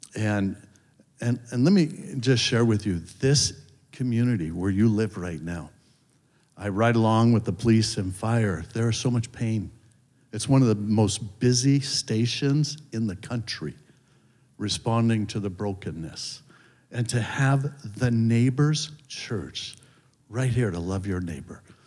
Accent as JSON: {"language": "English", "town": "Hermosa Beach", "region": "California", "country": "United States", "tie": "born or raised there", "said": "I grew up in Hermosa Beach, up in LA County"}